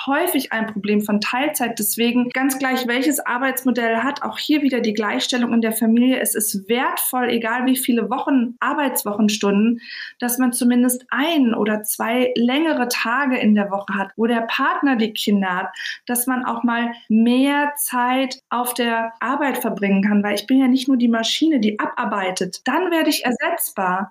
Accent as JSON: {"language": "German", "region": "Berlin", "country": "Germany", "said": "Ich komme ja aus Berlin"}